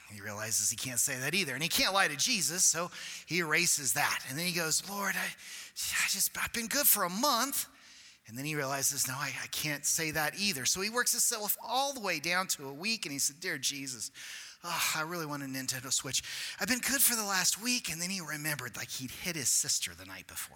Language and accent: English; Cortez, United States; growing up in a small town, I grew up in Cortez and in a small church